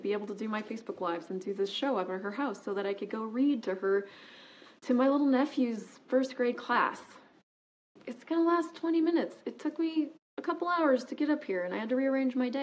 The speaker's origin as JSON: {"language": "English", "country": "United States", "also_born_or_lived": "Toronto, Canada", "moved": "as an adult", "said": "I was an American. I am an American, actually, and I was new to Canada"}